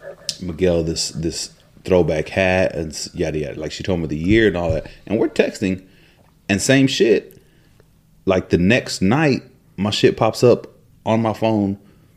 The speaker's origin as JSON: {"language": "English", "region": "London", "country": "United Kingdom", "said": "I'm like, yes, well, I am from London."}